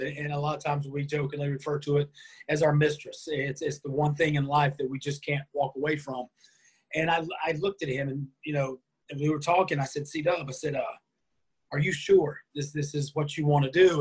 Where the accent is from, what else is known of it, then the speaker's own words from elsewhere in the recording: North Carolina, United States; I grew up in North Carolina here in the States